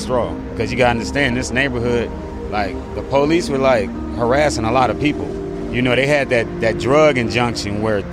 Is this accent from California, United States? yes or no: yes; Los Angeles, California, United States; I've been here all my life. I was born in the Morningside Hospital right there.